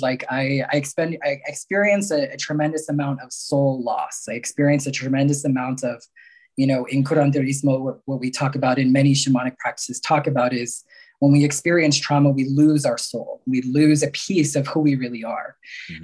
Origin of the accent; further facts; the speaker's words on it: New York area, United States; also born or lived in Mexico; I was born in Mexico, um, and uh, both, well, my one biological parent died when I was very young. Another was deemed unfit, and so I was um, adopted, taken into the United States, and uh, was raised mostly in the New York area